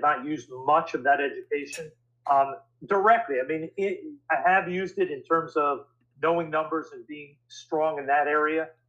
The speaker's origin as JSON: {"language": "English", "town": "New York City", "region": "New York", "country": "United States", "tie": "born or raised there", "said": "I grew up in New York City"}